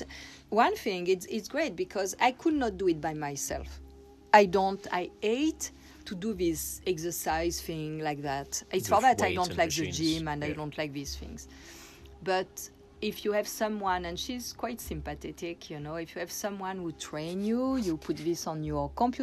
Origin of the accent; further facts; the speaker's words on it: Corsica, France; moved away; I come from Corsica, that is an island south of France, and where when I was little girl, I had a beach for myself